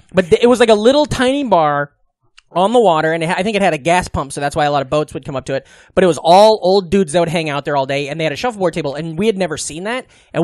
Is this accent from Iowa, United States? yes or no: yes; Iowa, United States; I'm from Iowa.